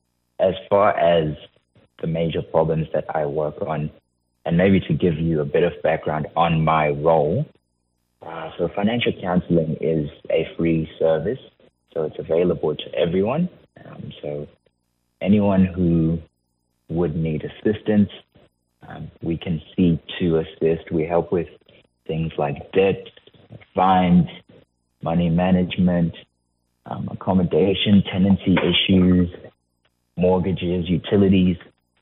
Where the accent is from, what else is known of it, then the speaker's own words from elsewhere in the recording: Zimbabwe; moved away as an adult; also born or lived in New South Wales; now in Fitzroy Crossing, Australia; I came to Australia from Zimbabwe, around 2017, and I was studying in university in New South Wales.